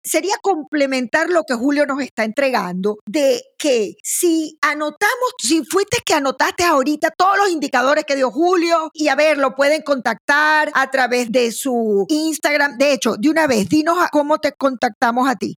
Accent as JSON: {"language": "Spanish", "town": "Maracaibo", "region": "Zulia", "country": "Venezuela", "moved": "yes", "said": "Yo soy de Maracaibo, yo soy caribeña."}